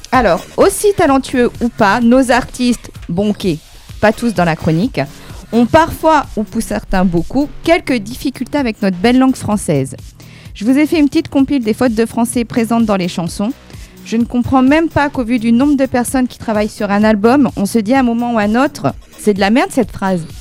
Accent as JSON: {"language": "French", "town": "Pau", "region": "Nouvelle-Aquitaine", "country": "France", "said": "alors j'ai 19 ans et je viens de Pau, voilà."}